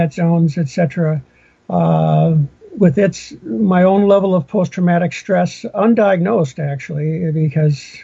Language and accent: English; Minnesota, United States; moved away; I grew up in Minnesota